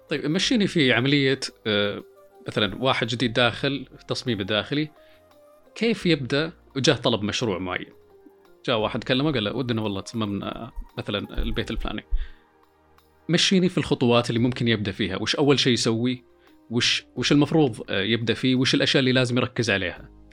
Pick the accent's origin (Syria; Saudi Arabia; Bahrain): Saudi Arabia; عندنا في السعوديه